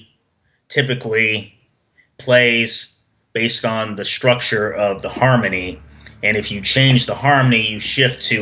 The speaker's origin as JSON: {"language": "English", "town": "Seattle", "region": "Washington", "country": "United States", "tie": "born or raised there", "moved": "as an adult", "said": "I grew up in Seattle most of my life until I moved here in the late 2000s"}